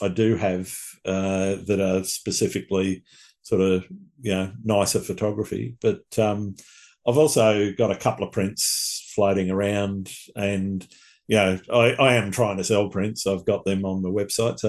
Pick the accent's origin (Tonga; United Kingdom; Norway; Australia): Australia; accent: Australian; my Australian accent